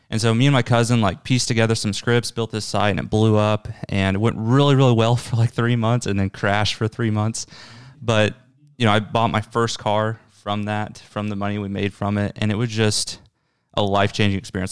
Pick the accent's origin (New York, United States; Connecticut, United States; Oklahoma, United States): Oklahoma, United States; Tulsa; I'm from Tulsa, my family's here